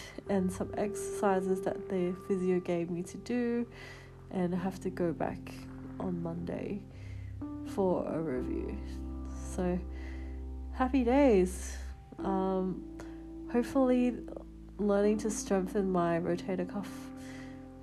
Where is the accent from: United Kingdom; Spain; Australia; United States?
Australia; South Australia; now in Melbourne, Australia; my hometown, South Australia